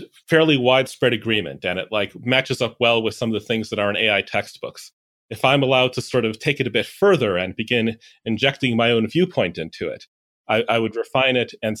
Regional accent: Chicago, Illinois, United States; Chicago, Illinois.

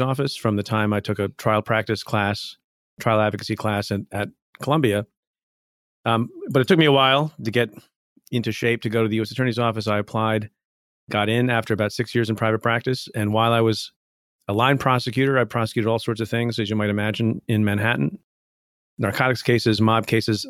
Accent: India; now in United States; I was born in India, came to the United States

